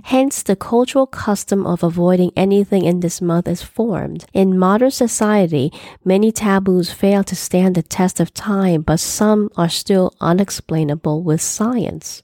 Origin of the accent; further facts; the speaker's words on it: New York City, New York, United States; I was born here in the United States, specifically in New York City